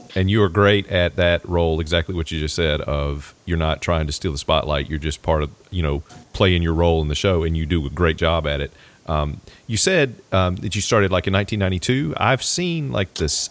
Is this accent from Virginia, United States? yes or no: yes; Southern Virginia, United States; moved away; I grew up in Southern Virginia, so I was also a Redskin fan growing up